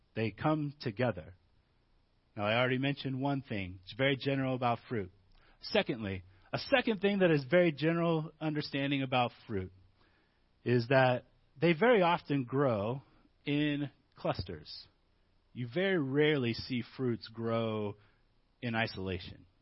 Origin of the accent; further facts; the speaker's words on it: Midwest, United States; moved away; Growing up in the Midwest